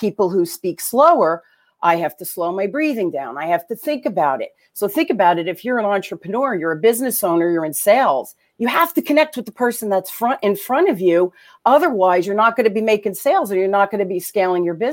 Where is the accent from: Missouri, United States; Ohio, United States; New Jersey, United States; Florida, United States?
New Jersey, United States; Newark; accent: Jersey; I grew up in Jersey. I grew up in Jersey and Newark, you know, during the riots.